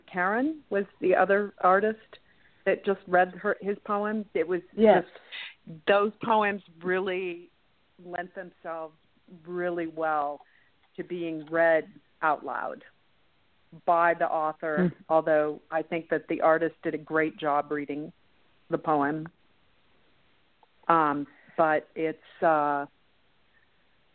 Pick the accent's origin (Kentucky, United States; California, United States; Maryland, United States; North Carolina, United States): California, United States; San Francisco; I'm from the San Francisco area